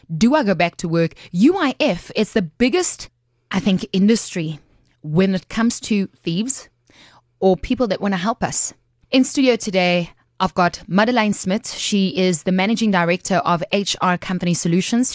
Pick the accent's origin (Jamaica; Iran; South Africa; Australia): South Africa; as a South African, you have access to unemployment benefits